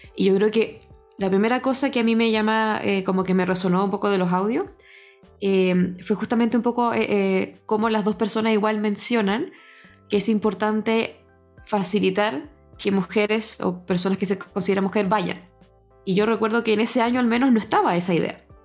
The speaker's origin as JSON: {"language": "Spanish", "region": "Antofagasta", "country": "Chile", "said": "Me siento completamente antofagastina también, así que si de repente se me salen algunas palabras que en Santiago no se usan ahí"}